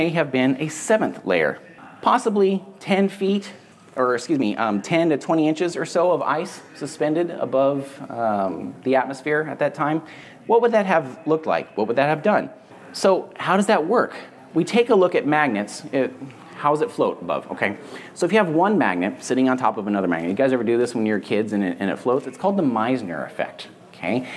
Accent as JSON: {"language": "English", "area": "San Andreas Fault", "region": "California", "country": "United States", "tie": "born or raised there", "said": "I lived where I grew up on the San Andreas Fault."}